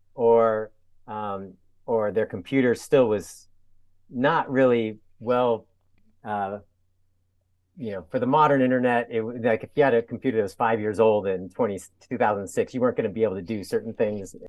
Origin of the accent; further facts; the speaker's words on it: San Diego, California, United States; also born or lived in Atlanta; now in Portland, United States; I'm from San Diego, but ended up in the Portland area.